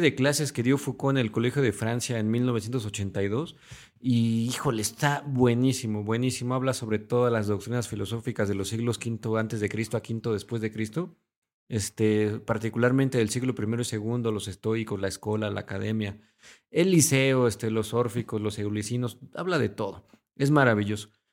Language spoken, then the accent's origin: Spanish; Mexico; nosotros somos de México